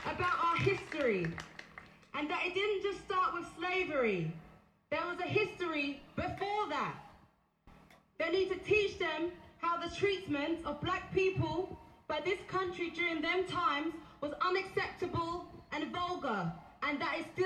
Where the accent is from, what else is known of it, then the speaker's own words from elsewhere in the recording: Essex, East of England, United Kingdom; I grew up in Essex, which struggles to accept diversity